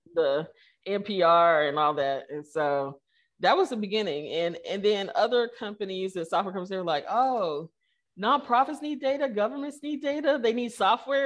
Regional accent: Kansas City, Missouri, United States; moved away; I grew up in Kansas City.

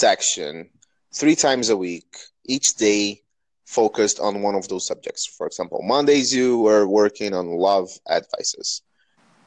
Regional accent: Brazil; English is a second language; I'm from Brazil. You can tell that from my accent

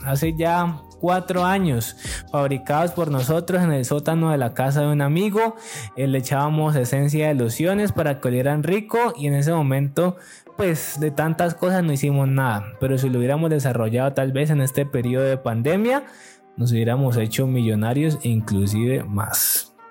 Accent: Yumbo, Valle del Cauca, Colombia; Jumbo, que de donde yo soy y donde yo vivo y me he desarrollado.

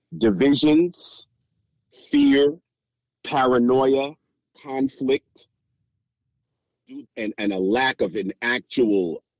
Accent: United States; I'm born and raised in the United States, and I would be identified as Black if you were to see me on the street. But both of my parents were born in the West Indies, and they were both born in the country of Haiti.

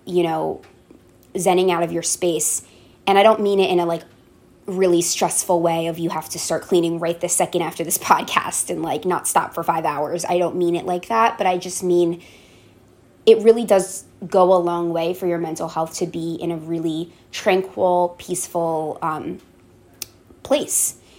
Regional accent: Tenafly, New Jersey, United States; growing up in Tenafly, New Jersey, it's a very affluent neighborhood

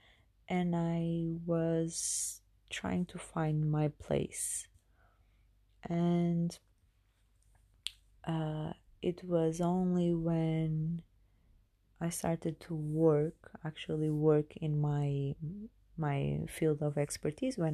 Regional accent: Portugal; moved away as an adult; now in United Kingdom; I was born in Portugal

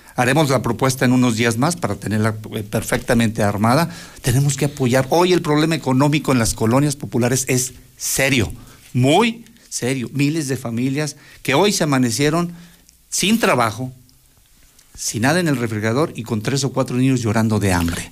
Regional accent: Aguascalientes, Mexico; soy de toda la vida de Aguascalientes

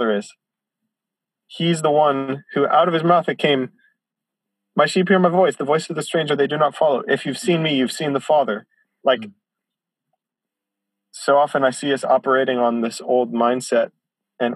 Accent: Chicago, Illinois, United States; now in Isla Vista, United States; I grew up in church in Chicago

